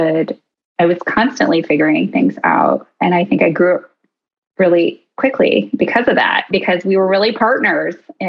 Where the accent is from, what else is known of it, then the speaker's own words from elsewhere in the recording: Oceanside, California, United States; now in Nashville, United States; I grew up in Oceanside, which is right outside of Camp Pendleton, hence the Marine Corps background